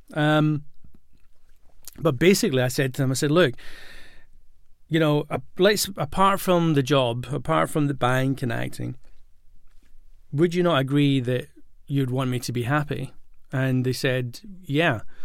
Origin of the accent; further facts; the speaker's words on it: Glasgow, Scotland, United Kingdom; moved away; also born or lived in London; I grew up in Glasgow, and when, before I moved to London